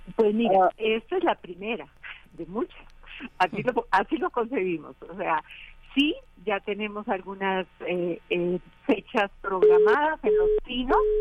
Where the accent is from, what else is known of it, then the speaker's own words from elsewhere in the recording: Costa Rica; moved away; haber nacido en zonas tropicales. Yo soy costarricense